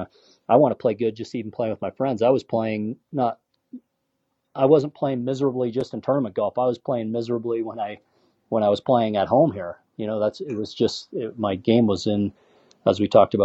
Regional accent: Canada; Being Canadian

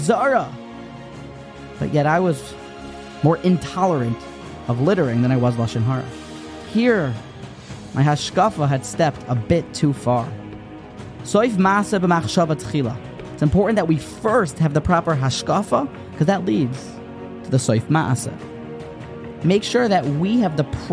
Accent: the South, United States; I grew up in America

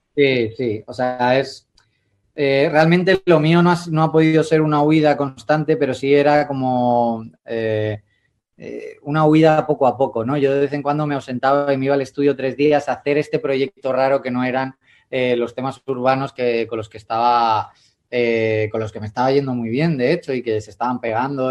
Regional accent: Madrid, Community of Madrid, Spain; yo sigo siendo yo con mi jerga, con mi Madrid, con, mi, con mis cañas, con mis siete estrellas y con mi oso y con mi madroño, que son los emblemas de aquí

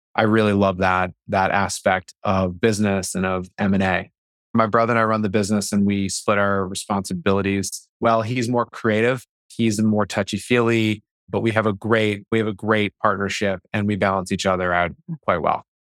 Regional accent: Boston, Massachusetts, United States; I grew up in the Boston area.

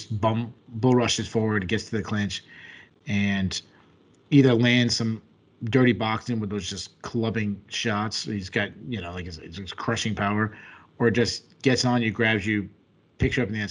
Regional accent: Rhode Island, United States; I'm from Rhode Island.

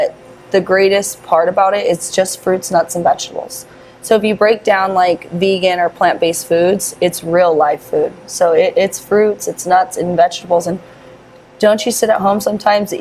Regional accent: Las Vegas, Nevada, United States; born and raised

